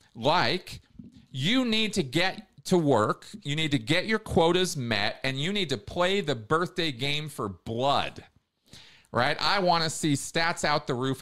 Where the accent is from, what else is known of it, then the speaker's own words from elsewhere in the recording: United States; I grew up in America